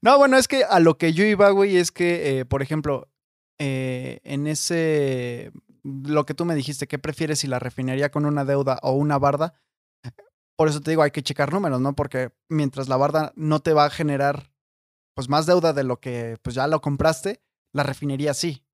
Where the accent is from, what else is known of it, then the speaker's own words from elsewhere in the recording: Mexico; yo lo veo como, como habitante de México o como mexicano